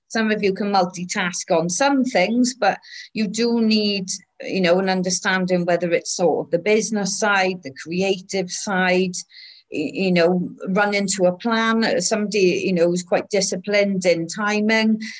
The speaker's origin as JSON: {"language": "English", "region": "Wales", "country": "United Kingdom", "said": "well, I'm Welsh, but I'm also English and Irish"}